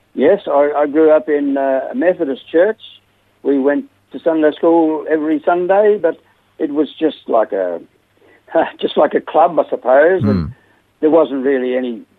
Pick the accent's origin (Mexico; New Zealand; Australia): Australia; Melbourne, Victoria; moved away; also born or lived in West Gippsland / South Australia; Melbourne, and uh, we lived in a few places after that uh, West Gippsland, and then, then we came to South Australia